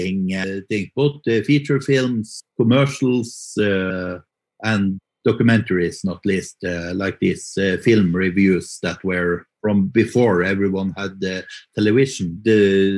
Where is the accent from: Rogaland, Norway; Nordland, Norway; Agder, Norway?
Nordland, Norway; Mo i Rana; moved away as an adult; now in Oslo, Norway; hometown is Mo i Rana it's in the northern parts of Norway